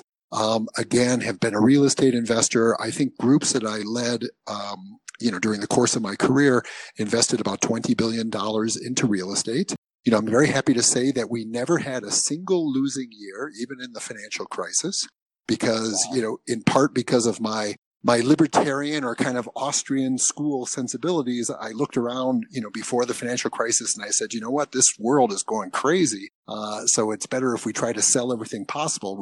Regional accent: Michigan, United States; also born or lived in Maine; I was born in Michigan. I went to school up in Maine, for undergraduate. And then I came back to Michigan for graduate school

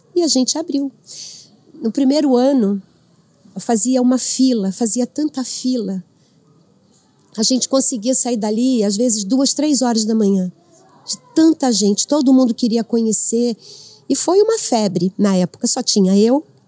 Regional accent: Rio de Janeiro, Brazil; moved away as an adult; now in Avaré, Brazil; Eu sou do Rio

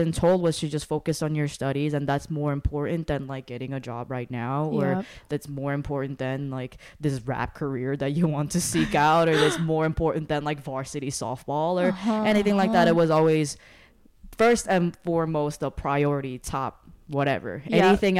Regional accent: South Korea; growing up in Korea meant that it was a culture, a standard of excellence, and the expectation of greatness and bringing honor to the family.

